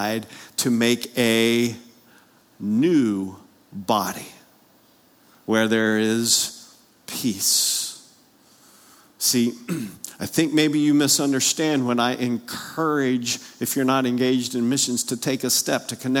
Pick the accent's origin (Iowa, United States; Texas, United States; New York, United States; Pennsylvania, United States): Pennsylvania, United States; moved away; I grew up north of the Mason-Dixon line, Pennsylvania